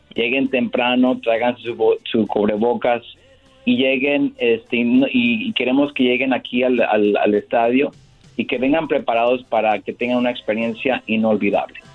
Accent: Francisco Sarabia, Michoacán, Mexico; now in Los Angeles, United States; como somos los dos de Michoacán

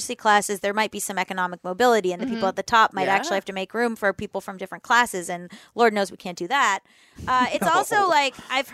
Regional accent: South Florida, United States; I'm from South Florida

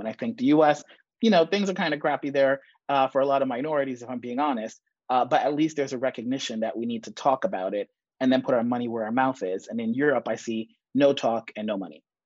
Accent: New York City, New York, United States; moved away as an adult; also born or lived in Jamaica / London / Barcelona / Madrid; I was born in Jamaica, grew up in the Bronx, went to Yale College and Yale Law School

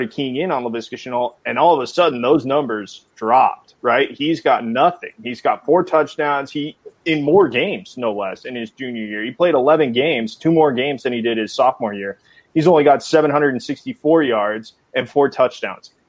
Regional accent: Colorado, United States; I'm from Colorado.

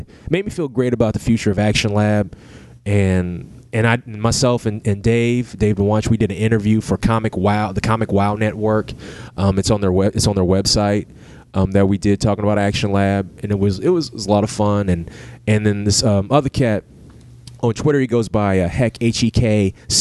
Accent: Lexington, Kentucky, United States; my hometown of Lexington

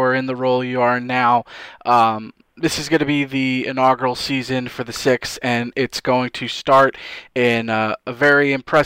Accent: New York, United States; I grew up in New York

